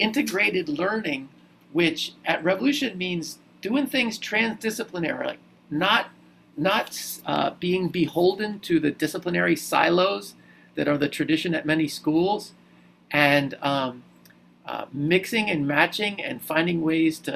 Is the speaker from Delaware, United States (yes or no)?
yes; Wilmington, Delaware, United States; I went to an excellent Quaker school, Wilmington Friends School in Delaware, for most of my high school, for all of my high school, and starting in sixth grade, really, all the way through 12th